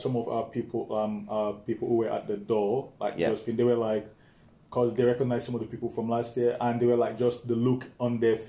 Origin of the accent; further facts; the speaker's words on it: Sierra Leone; moved away; when I was growing up in Sierra Leone.